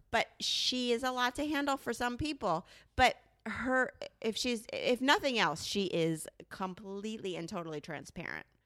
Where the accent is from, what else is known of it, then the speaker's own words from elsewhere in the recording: New Jersey, United States; I'm a tried and true Jersey girl